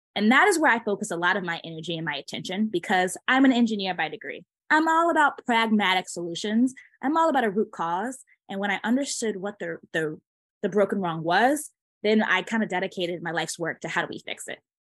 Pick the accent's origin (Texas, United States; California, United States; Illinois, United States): Illinois, United States; Chicago; I'm originally from Chicago area.